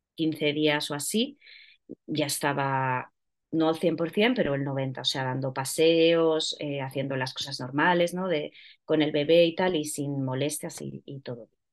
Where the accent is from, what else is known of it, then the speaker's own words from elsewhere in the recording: Ponferrada, Castile and León, Spain; moved away as an adult; now in Madrid, Spain; yo soy de Ponferrada, pero vivo ya en Madrid desde hace bastantes años